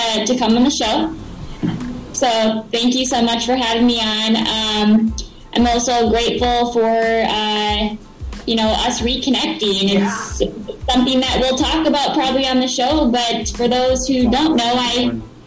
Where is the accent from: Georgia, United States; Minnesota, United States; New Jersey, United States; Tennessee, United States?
Minnesota, United States; Forest Lake; moved away as an adult; also born or lived in Colorado; I'm born and raised in Forest Lake, Minnesota.